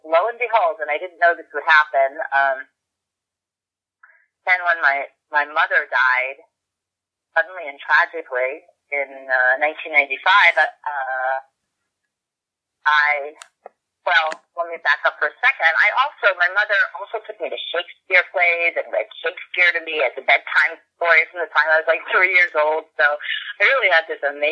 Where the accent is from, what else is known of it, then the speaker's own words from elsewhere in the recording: New York City, New York, United States; I grew up in Brooklyn, which was, you know, so close to New York City